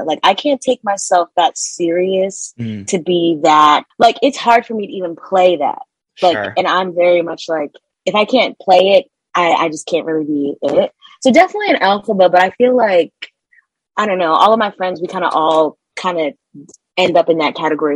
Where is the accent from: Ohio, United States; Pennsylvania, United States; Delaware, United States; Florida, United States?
Delaware, United States; moved away as an adult; I grew up in Delaware